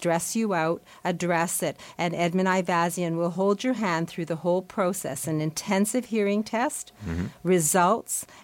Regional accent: Canada; as a Canadian

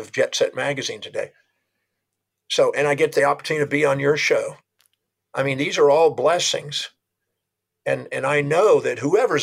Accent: United States; I was born on Thanksgiving Day in America

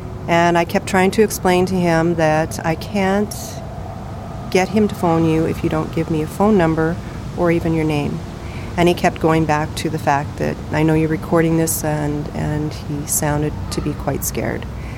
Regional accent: Fort Churchill, Manitoba, Canada; So we grew up in Fort Churchill. And then from there, worked for the government in northern Manitoba, you know.

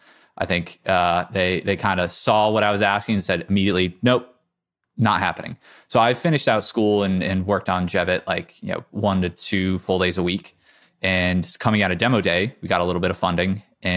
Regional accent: Connecticut, United States; now in Boston, United States; So I grew up in Connecticut.

